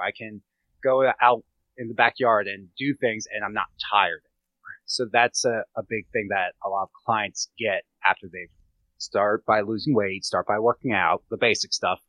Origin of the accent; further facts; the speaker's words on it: Gettysburg, Pennsylvania, United States; I grew up around hunters in Gettysburg